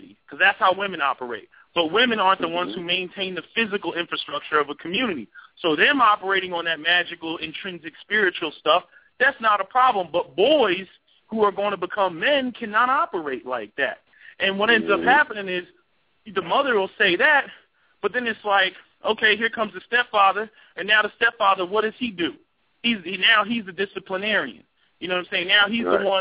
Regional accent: New Jersey, United States; now in Philadelphia, United States; I'm originally from Jersey

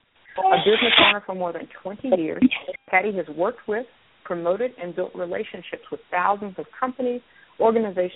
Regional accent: North Carolina, United States; I grew up in North Carolina

